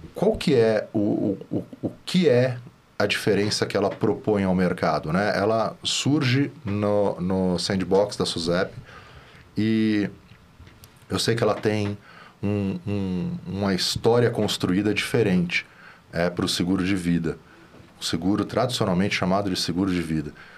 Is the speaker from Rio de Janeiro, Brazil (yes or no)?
no; São Paulo, Brazil; só que eu sou de São Paulo aqui, a gente é de São Paulo